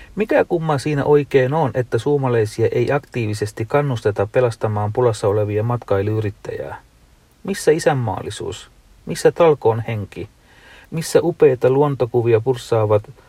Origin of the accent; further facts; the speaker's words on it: Sri Lanka; now in Finland; en ole kotimaassani ole käynyt 25 vuoteen